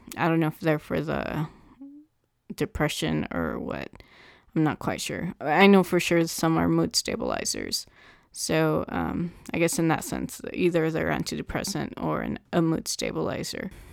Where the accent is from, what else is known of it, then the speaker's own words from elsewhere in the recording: Southern California, United States; I'm from Southern California